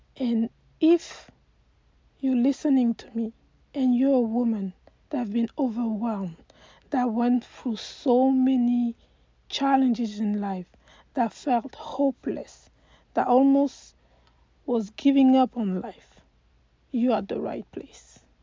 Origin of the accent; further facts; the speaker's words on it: Côte d’Ivoire; moved away as an adult; now in United States; I am from Cote d'Ivoire and I've been living in the US for the past 20 years.